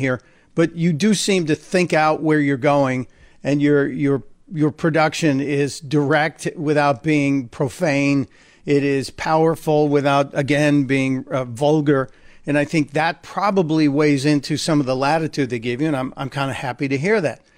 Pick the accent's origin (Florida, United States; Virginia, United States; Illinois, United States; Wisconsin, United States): Illinois, United States; Chicago; I'm a white guy from Chicago. Yeah, I grew up on the South Side. We moved to the suburbs